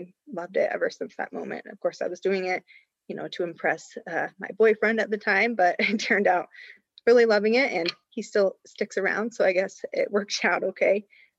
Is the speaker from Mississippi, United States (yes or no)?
no; Cody, Wyoming, United States; So, you know, growing up, I grew up in Cody, Wyoming. It's right outside of Yellowstone.